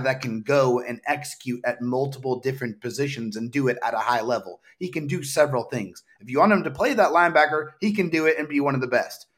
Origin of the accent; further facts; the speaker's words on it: San Diego, California, United States; I am from San Diego, born and raised